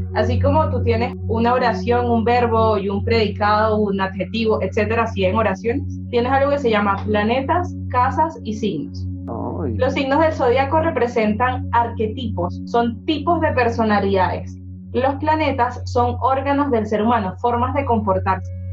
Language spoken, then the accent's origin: Spanish; Venezuela; now in Bogotá, Colombia; Yo nací en Venezuela, pero vivo en Bogotá